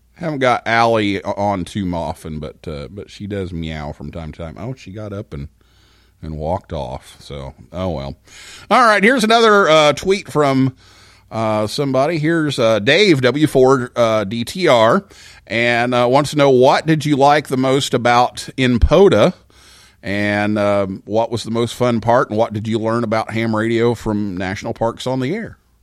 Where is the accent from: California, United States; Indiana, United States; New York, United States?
Indiana, United States; Vincennes; moved away; I went to my hometown